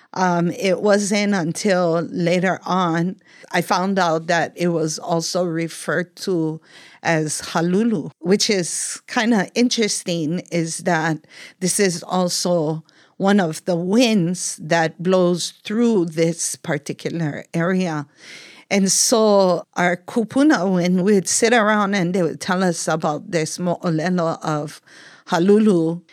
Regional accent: Kupahua, Puna, Hawaii, United States; growing up In Kupahua, and a lot of times people refer that whole Lower Puna area is Kalapana

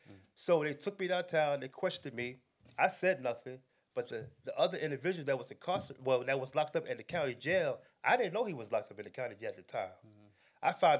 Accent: New York City, New York, United States; moved away as an adult; also born or lived in North Carolina; I was raised in Brooklyn, New York

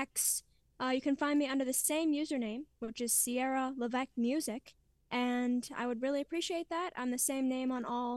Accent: Pembroke, Ontario, Canada; in my hometown, Pembroke, yeah, it's very close-knit, awesome community

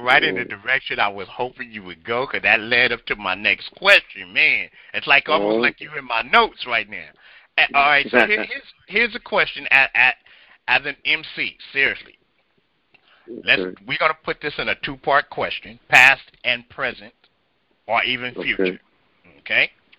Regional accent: Compton, California, United States; I'm from Compton.

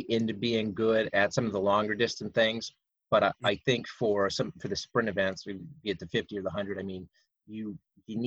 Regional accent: Pottsville, Pennsylvania, United States; I'm from Pottsville

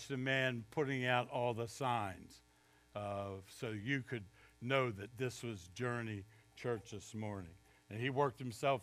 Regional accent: Baltimore, Maryland, United States; moved away as an adult; also born or lived in Jarvisburg, North Carolina; now in North Carolina, United States; I grew up in Baltimore, which is technically in the South

